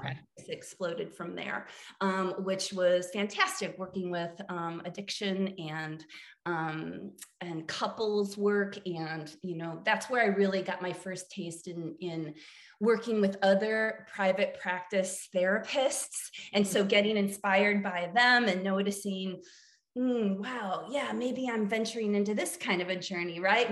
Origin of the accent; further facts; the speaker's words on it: central Illinois, United States; moved away as an adult; also born or lived in New Jersey / New York / Chicago / Asheville, North Carolina; now in Austin, United States; I am from Illinois, grew up on a farm uh, in the middle of uh, central Illinois